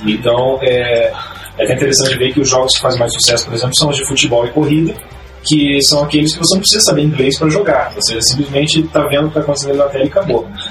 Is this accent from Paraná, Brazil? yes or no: yes; Curitiba, Paraná, Brazil; Sou daqui de Curitiba